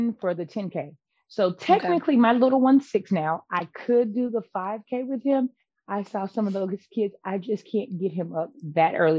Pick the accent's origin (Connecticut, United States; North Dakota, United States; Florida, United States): Florida, United States; Panama City; I'm originally from Panama City.